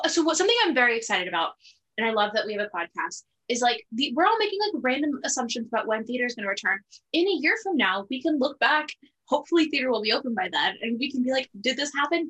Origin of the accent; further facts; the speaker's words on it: California, United States; I'm from California. Being from California is literally just like one of my only personality traits.